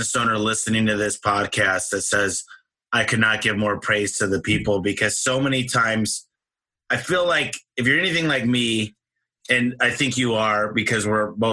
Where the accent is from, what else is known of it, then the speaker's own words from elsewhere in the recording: Michigan, United States; now in Arizona, United States; I'm from Michigan originally